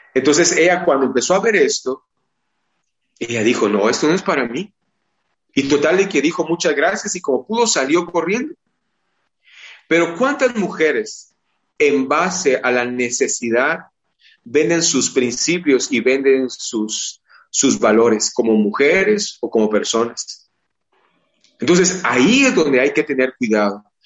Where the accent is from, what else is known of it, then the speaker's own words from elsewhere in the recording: Guatemala; es parte de nuestra idiosincrasia, es parte de nuestra forma, de nuestro ser como guatemaltecos